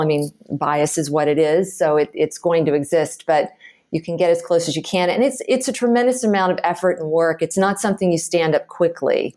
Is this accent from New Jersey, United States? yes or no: no; Houston, Texas, United States; moved away as an adult; also born or lived in San Francisco / Chicago / Boston / Austin; I grew up in Houston, Texas